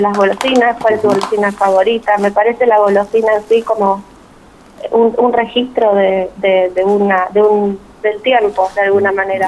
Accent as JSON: {"language": "Spanish", "country": "Argentina"}